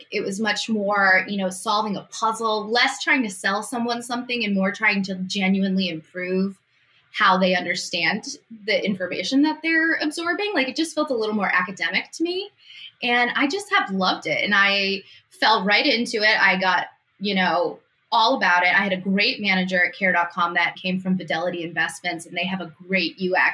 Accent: Massachusetts, United States; also born or lived in New York City; I moved from New York City back to Massachusetts. I'm from Massachusetts originally.

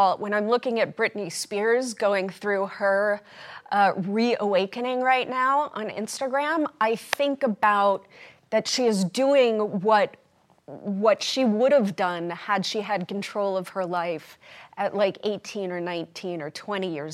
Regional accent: New York City, New York, United States; accent: New York; I'm from Brooklyn

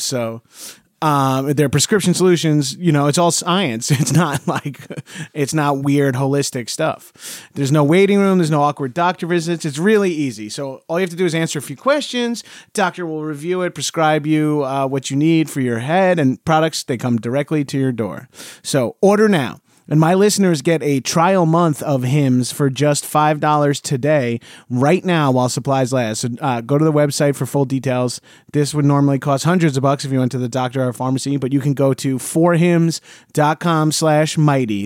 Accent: Long Island, New York, United States; growing up in New York and Long Island

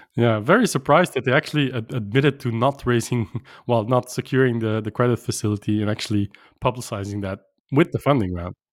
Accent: Brussels, Brussels-Capital Region, Belgium; they're based in Brussels, my hometown

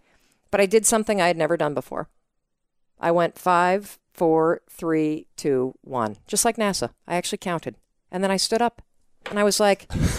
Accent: Midwest, United States; That's my drink. I'm from the Midwest, like you.

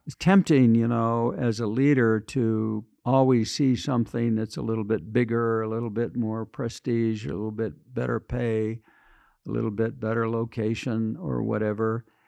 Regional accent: western Michigan, United States; moved away as an adult; also born or lived in Washington, D.C.; Small town in western Michigan

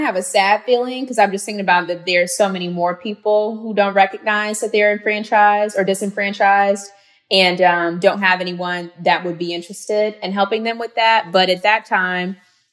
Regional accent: Gary, Indiana, United States; her mom, who's a former mayor in my hometown, Gary, Indiana

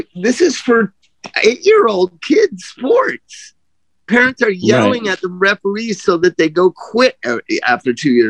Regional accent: Palm Desert, California, United States; I grew up in Palm Desert

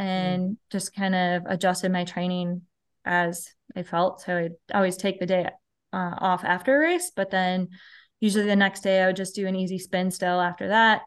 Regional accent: Mankato, Minnesota, United States; I'm in southern, south central Minnesota. So, the town is called Mankato

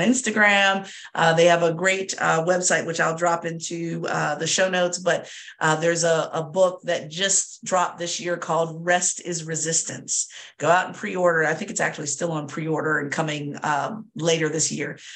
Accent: Southern Virginia, United States; I'm from Southern Virginia.

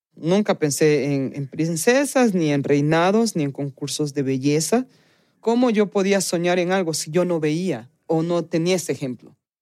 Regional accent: Quito, Pichincha, Ecuador; moved away; yo me siento 100% quiteña porque soy nacida y criada en Quito

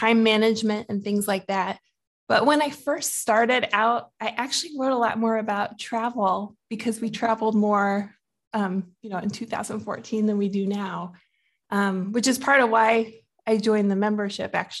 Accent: Midwest, United States; moved away as an adult; also born or lived in Washington State; now in San Antonio, United States; we're really from the Midwest though. My husband is in the military, so we've moved several times

